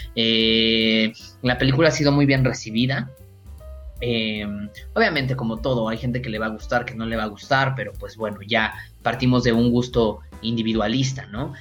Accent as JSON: {"language": "Spanish", "country": "Mexico"}